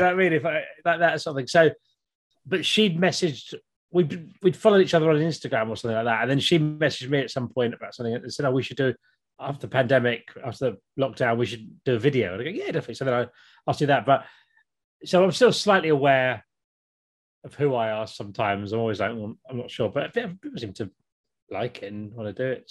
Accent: Kent, South East England, United Kingdom; now in Norwich, United Kingdom; I grew up in Kent in the 80s

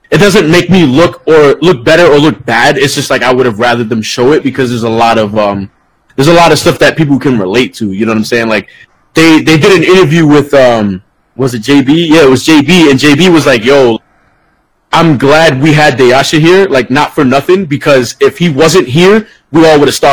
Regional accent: Florida, United States; So if like I'm in Florida, you know what I'm saying? I'm from Florida or I live in Florida.

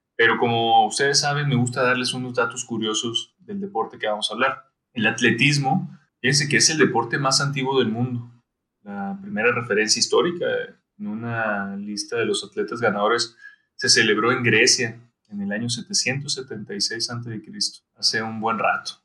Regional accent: Sonora, Mexico; moved away; como decimos allá en Sonora

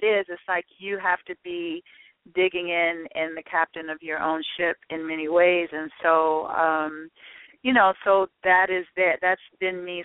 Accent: Chicago, Illinois, United States; I'm a girl from Chicago

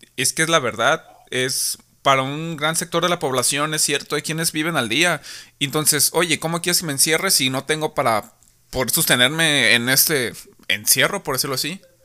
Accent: Tepic, Nayarit, Mexico; nosotros somos de Tepic Nayarit.

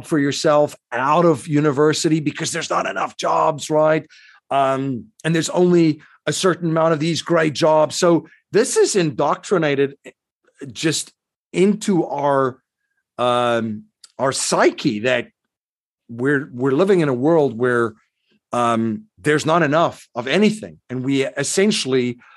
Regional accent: South Africa; I grew up in South Africa

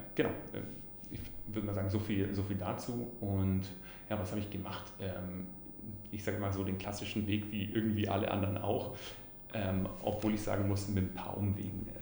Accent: Allgäu, Bavaria, Germany; accent: Allgäuer; moved away as an adult; also born or lived in Konstanz / Toronto / Vienna; ich bin im Allgäu geboren, bin da auch aufgewachsen

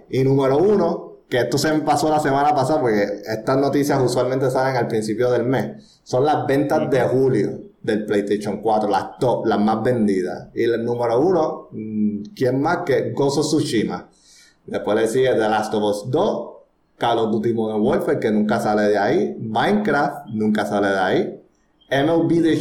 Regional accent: Puerto Rico; Yo soy puertorriqueño, yo no sé nada de Francia. Fuimos conquistados por España y después Estados Unidos, o sea, que no tenemos nada francés aquí.

